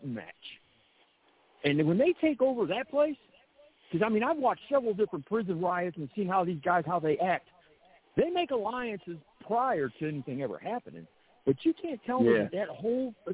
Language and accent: English; St. Louis, Missouri, United States; I'm from St. Louis, in that area out there